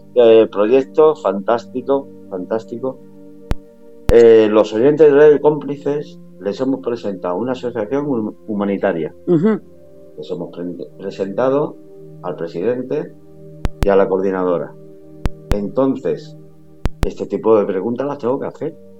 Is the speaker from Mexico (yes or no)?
no; Málaga, Andalusia, Spain; now in Madrid, Spain; yo soy de Málaga